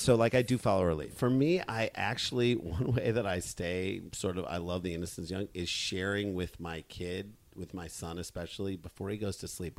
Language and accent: English; St. Louis, Missouri, United States; we grew up in St. Louis